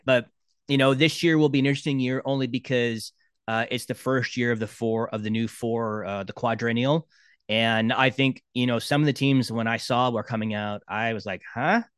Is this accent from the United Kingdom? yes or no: no; Brampton, Ontario, Canada; growing up in Brampton